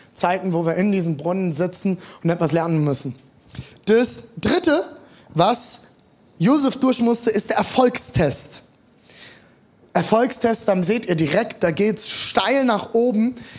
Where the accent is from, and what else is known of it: Germany; born or raised there